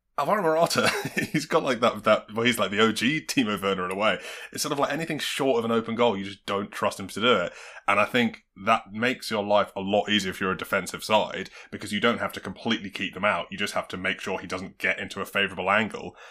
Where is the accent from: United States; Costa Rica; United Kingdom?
United Kingdom; England; we're English